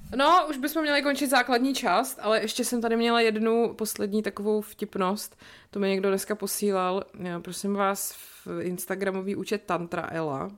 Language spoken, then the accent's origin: Czech; České Budějovice, South Bohemian Region, Czechia; moved away; ve sportovní hale u nás v Budějcích